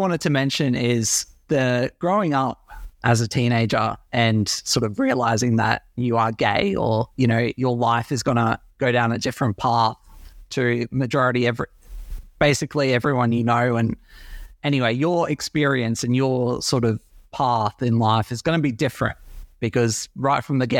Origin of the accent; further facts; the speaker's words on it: Brisbane, Queensland, Australia; Yeah, so I am originally from Brisbane, always been here, besides living down south.